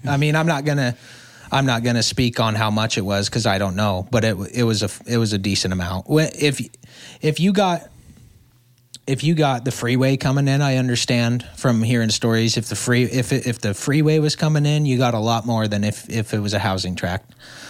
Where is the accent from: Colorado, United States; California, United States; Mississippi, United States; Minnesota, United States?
California, United States; Los Angeles; Imagine growing up in South LA in the 60s, 50s and 60s, where you've got Hollywood just up the street and everybody wasn't so woke then.